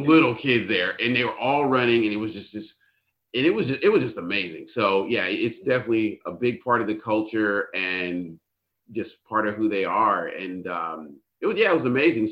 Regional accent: Northern California, United States; as a Californian, eh, I grew up in Northern California

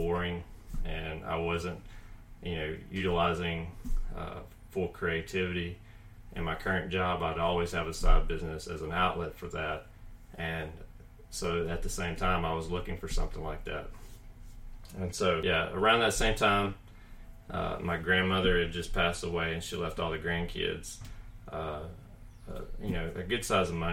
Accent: Columbus, United States; now in Huntsville, United States; I grew up in Columbus

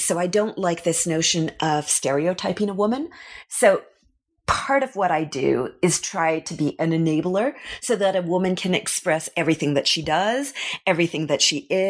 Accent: Ottawa, Ontario, Canada; moved away as an adult; now in Paris, France; growing up in Ottawa

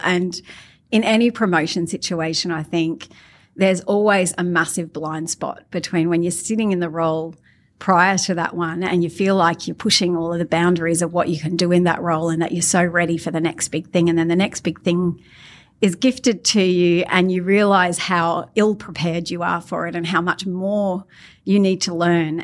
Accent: Australia; I'm Australian bogan.

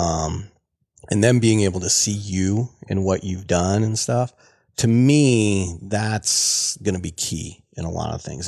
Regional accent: Central Iowa, United States; I grew up down in Iowa

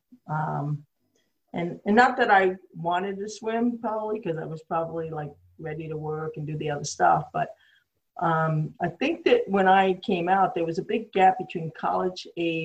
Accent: New York City, New York, United States; accent: a little New York; also born or lived in Long Beach, Long Island; I grew up in New York City. Many of you can tell by my accent, it's a little New York

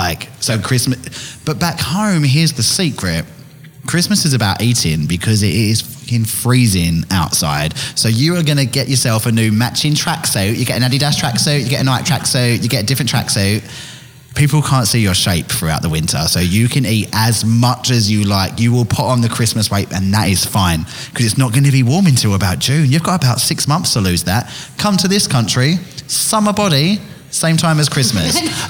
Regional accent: England, United Kingdom; But being English, I don't enjoy being hot and full at the same time.

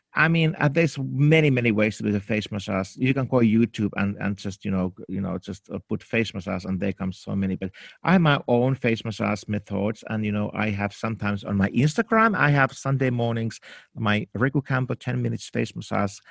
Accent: Helsinki, Uusimaa, Finland; English is a second language; moved away as an adult; also born or lived in New York, United States; now in Los Angeles, United States; I was born in Finland, in Helsinki, in a dark night in nineteen sixty-nine

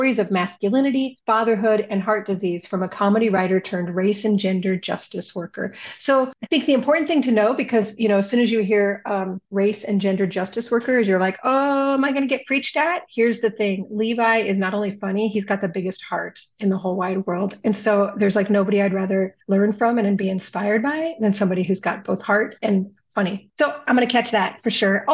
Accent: Southern California, United States; now in Minnesota, United States; I'm originally from Southern California, and I'm originally from a neighborhood in Southern California with a large number of Southeast Asian, mostly Vietnamese people. And I grew up around the Vietnamese culture quite a bit in California.

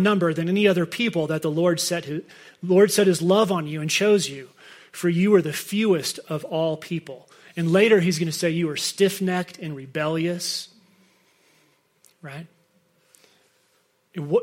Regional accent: United States; we're from America

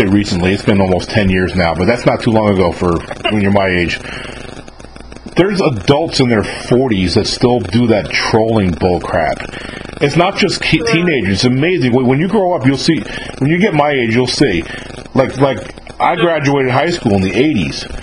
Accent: just above New York City, United States; I'm not from Long Island, but I'm from just above New York City

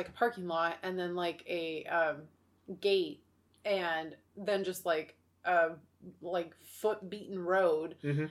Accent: Oregon, United States; also born or lived in Florida; we're from America. We're from Oregon or United States

